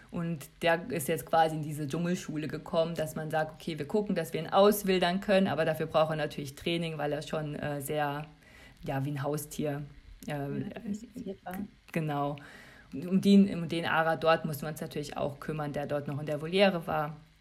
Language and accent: German; Germany; als Europäer, als Deutscher